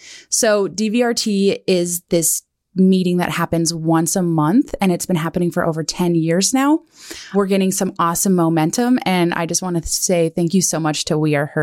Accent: Kalispell, Montana, United States; now in Bozeman, United States; I grew up in Kalispell, Montana, and here in Bozeman.

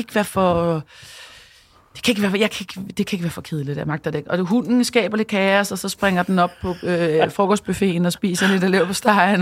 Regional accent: Copenhagen, Capital Region of Denmark, Denmark; så er jeg mor og københavner og iværksætter

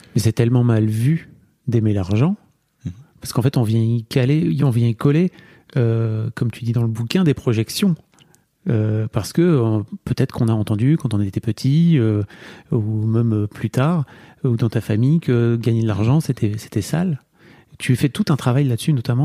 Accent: the North, Hauts-de-France, France; je viens de là, moi. Hein, tu vois, je viens du Nord

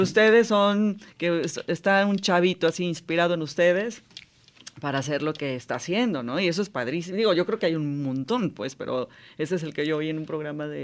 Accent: Jalisco, Mexico; yo nací en Jalisco, aunque mi mamá era irlandesa

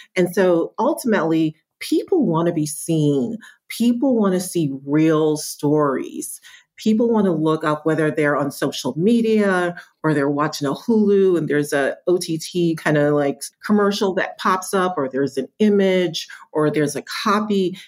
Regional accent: New York, United States; also born or lived in Kingston, Jamaica; I did migrate to the States when I was seven. So, very, very, very young. I grew up in New York

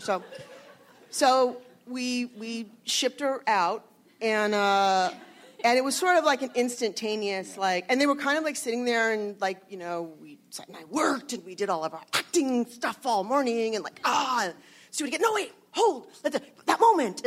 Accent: Los Angeles, California, United States; I grew up in the San Fernando Valley

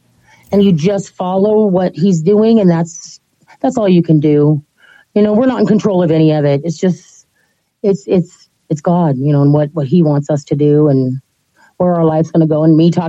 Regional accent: Ottawa, Ontario, Canada; also born or lived in Portland, United States; now in Central Oregon, United States; I'm from Ottawa, Ontario, Canada.

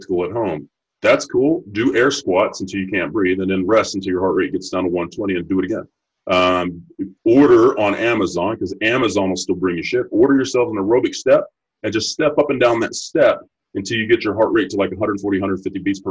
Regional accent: Texas, United States; I'm from Texas

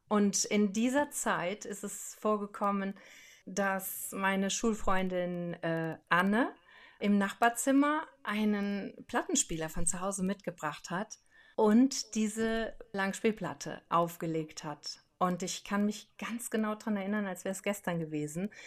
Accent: Brohltal, near Lake Laach, Rhineland-Palatinate, Germany; also born or lived in Andernach; bin im Pohltal aufgewachsen. Das ist da am Dach Breslacher See

